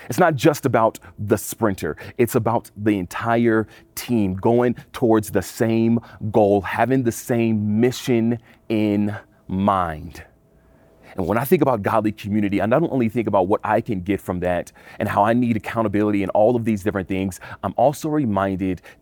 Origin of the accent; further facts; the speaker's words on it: California, United States; now in Colorado, United States; I come from California, I moved to Colorado.